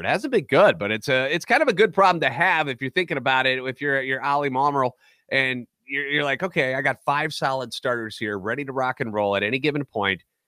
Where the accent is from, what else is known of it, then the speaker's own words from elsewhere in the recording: St. Louis, Missouri, United States; born and raised in the Loop, lifetime Cardinals fan